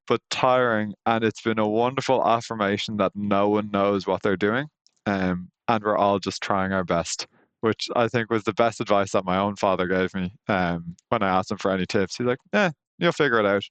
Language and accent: English; Ireland; I'm Irish